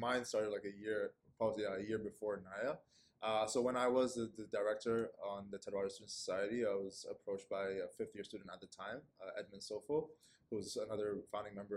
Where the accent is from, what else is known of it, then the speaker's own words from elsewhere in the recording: Saudi Arabia; moved away as an adult; also born or lived in Kenya; now in Toronto, Canada; I'm originally from Kenya, but I grew up in Saudi Arabia and moved here in 2018 to pursue my post-secondary education